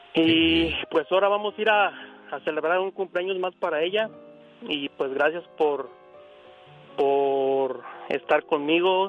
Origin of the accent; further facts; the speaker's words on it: Jalisco, Mexico; nosotros somos de Jalisco